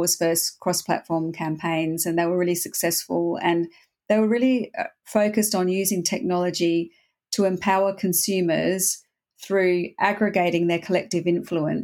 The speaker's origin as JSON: {"language": "English", "country": "Australia", "tie": "born or raised there", "also_born_or_lived": "Berlin / Europe", "moved": "as an adult", "said": "I grew up in Australia, so I left Australia and I came over to Europe"}